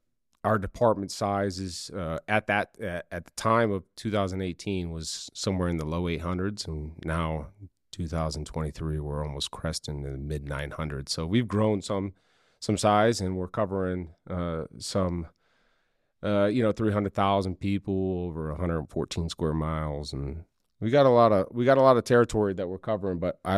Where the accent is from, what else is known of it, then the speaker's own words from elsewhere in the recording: Florida, United States; also born or lived in Michigan; I was born in Michigan, just outside of the suburbs of Detroit, and moved down to South Florida in the early 90s. And my parents got a transfer there for work.